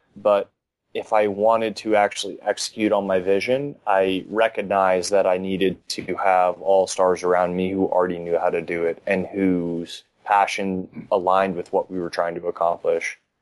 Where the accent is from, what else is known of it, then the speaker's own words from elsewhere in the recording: Miami, Florida, United States; I'm probably one of the few that are actually born and raised in Miami. Grew up just off of Kendall, Went to high school down here